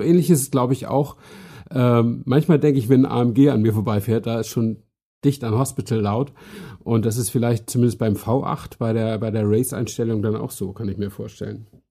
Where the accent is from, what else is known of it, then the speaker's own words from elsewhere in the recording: Northern Germany, Germany; accent: North German; Ich bin ja Norddeutscher, wie äh, auch die, die es nicht wissen, hören können